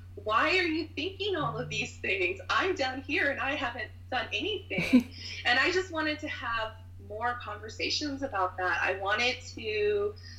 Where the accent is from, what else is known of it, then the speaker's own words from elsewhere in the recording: Lakeland, Florida, United States; now in Orlando, United States; I grew up in Lakeland, which is only like an hour west of here